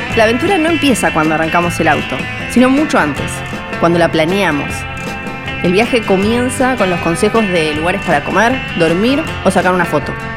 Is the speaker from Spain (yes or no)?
no; Ushuaia, Tierra del Fuego, Argentina; Soy fueguina, nacida y criada en Ushuaia